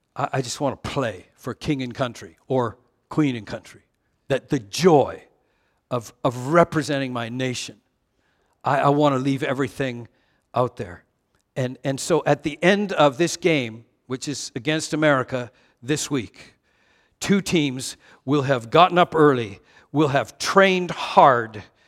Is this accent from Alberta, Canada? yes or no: no; Vancouver, British Columbia, Canada; I missed being American by 20 kilometers. Vancouver is just like 20 kilometers north of the border